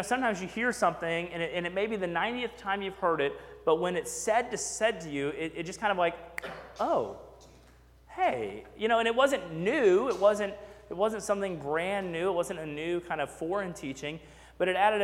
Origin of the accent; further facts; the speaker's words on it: Texas, United States; also born or lived in McKinney, Texas / Sugar Land, Texas; we moved to McKinney, Texas, so I went to First Baptist Church, McKinney, Texas. And then we moved to Fort Bend County, and I went to First Baptist Church, Sugar Land, Texas.